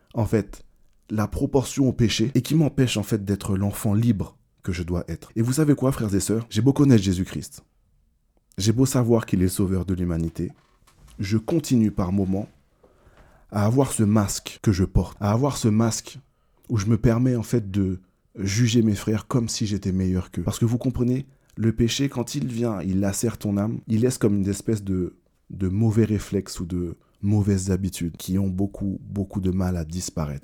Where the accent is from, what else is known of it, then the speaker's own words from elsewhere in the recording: Martinique; Je suis martiniquais, donc la religion, c'est quelque chose d'un peu traditionnel